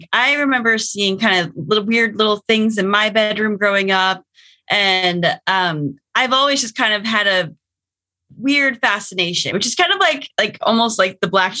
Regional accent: Pacific Northwest, United States; we have family in Georgia, but we grew up in the Pacific Northwest.

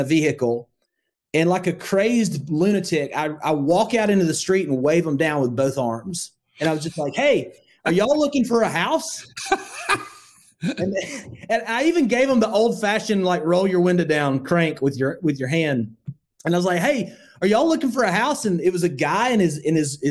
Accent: Northwest Alabama, United States; I grew up in Northwest Alabama

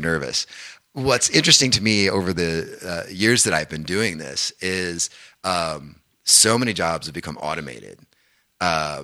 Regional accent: Danville, Indiana, United States; moved away as an adult; also born or lived in Bloomington, Indiana / Nashville, Tennessee; now in Calgary, Canada; the film Hoosiers was actually shot in my hometown of Danville, Indiana

